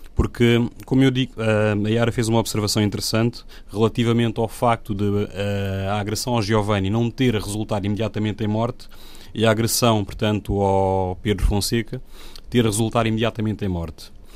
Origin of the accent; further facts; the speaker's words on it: Guinea-Bissau; now in Portugal; eu sou africano, sou guineense, sou, digamos, imigrante cá